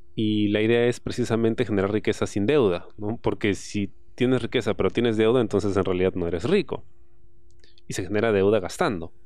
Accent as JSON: {"language": "Spanish", "area": "San Martín", "region": "Lima", "country": "Peru", "said": "yo vengo del barrio, yo vengo de San Martín."}